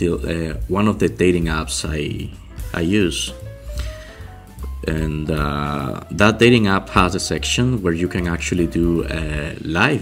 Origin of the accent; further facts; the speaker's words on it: Cuba; moved away as an adult; now in Montreal, Canada; I'm from Cuba originally. And I'm living in Montreal, Canada.